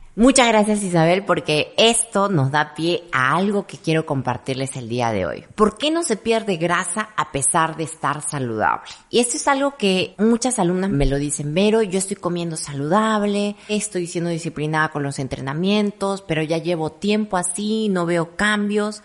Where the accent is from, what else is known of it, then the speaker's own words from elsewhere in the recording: Ecuador; soy de Ecuador